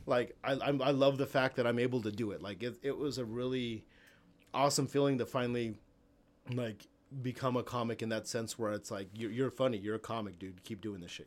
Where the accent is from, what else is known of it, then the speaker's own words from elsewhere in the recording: El Paso, Texas, United States; accent: El Paso slang; moved away; I grew up in El Paso